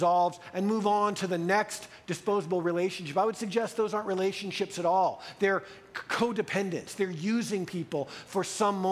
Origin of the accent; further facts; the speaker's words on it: United States; as an American white male